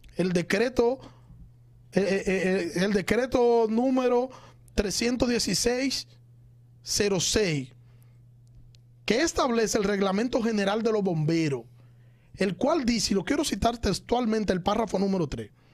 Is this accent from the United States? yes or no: no; Santo Domingo Este, Distrito Nacional, Dominican Republic; Como ciudadano de Santo Domingo Este, yo soy de Santo Domingo Este.